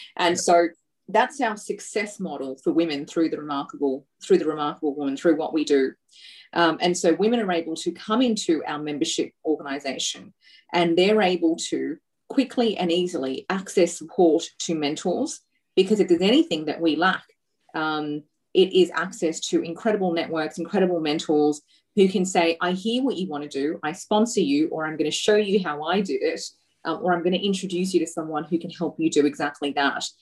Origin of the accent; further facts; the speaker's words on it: Australia; I grew up here in Australia as as a you know, everyday, you know, patriotic Australian um, girl